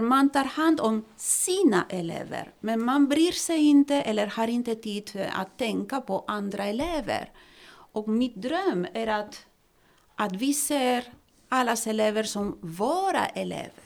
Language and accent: Swedish; Spain; Swedish is a second language; now in Sweden; kommer från Spanien och har bott här i Sverige i 21 år